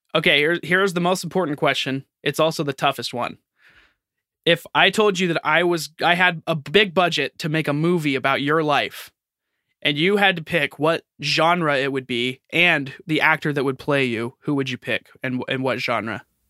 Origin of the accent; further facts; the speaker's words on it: United States; I'm American